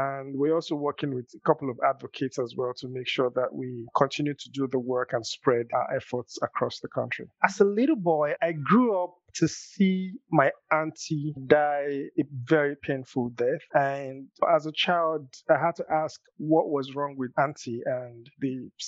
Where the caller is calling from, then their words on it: Nigeria; I'm calling in from Nigeria.